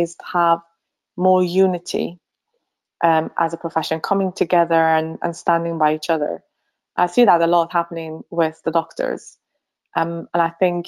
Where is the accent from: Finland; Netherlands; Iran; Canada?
Finland; moved away as an adult; also born or lived in Sweden / Newcastle, United Kingdom; now in St Albans, United Kingdom; I am originally from Finland and I studied pharmacy in Sweden at Uppsala University.